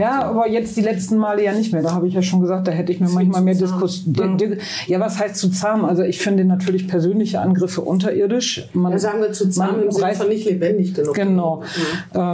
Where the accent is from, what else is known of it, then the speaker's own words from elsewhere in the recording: Münster, North Rhine-Westphalia, Germany; moved away as an adult; now in Bremen, Germany; ich bin in Münster geboren. Meine mhm. Familie kommt aber aus Bremen